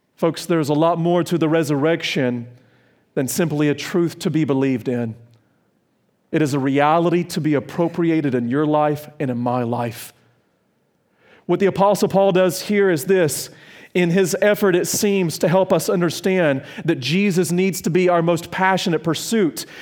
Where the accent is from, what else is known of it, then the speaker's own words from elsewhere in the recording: South Carolina, United States; also born or lived in Virginia; I'm from South Carolina and Virginia.